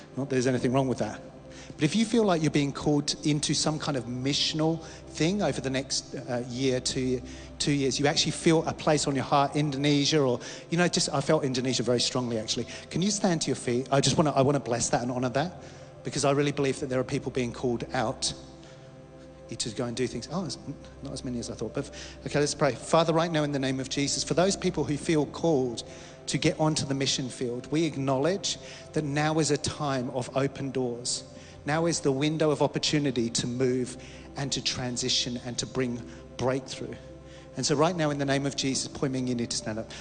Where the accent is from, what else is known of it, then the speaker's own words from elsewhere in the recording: Australia; we as Australian Christians